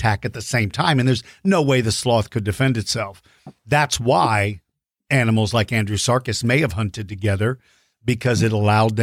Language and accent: English; Maryland, United States; moved away; I grew up in Maryland, which was close to there